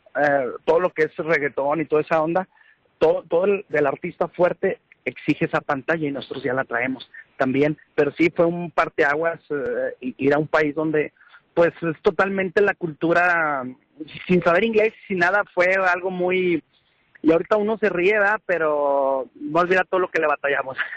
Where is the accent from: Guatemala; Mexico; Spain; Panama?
Mexico; Trancoso, Zacatecas; aquí de mi pueblo de, de, de Trancoso, Zacatecas